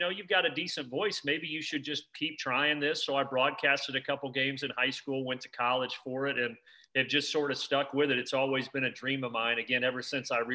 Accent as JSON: {"language": "English", "region": "Indiana", "country": "United States", "tie": "born or raised there", "said": "I grew up in Indiana"}